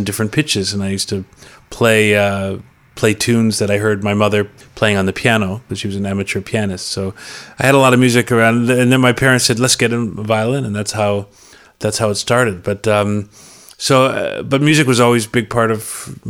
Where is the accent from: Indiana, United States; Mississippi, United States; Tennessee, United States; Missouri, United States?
Indiana, United States; Bloomington; I was born in Bloomington, Indiana